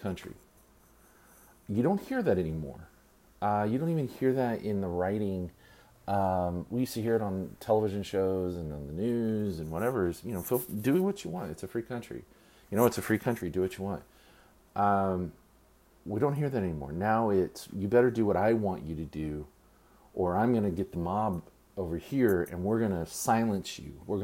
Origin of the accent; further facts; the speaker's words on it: Texas, United States; my home state. The weather here in Texas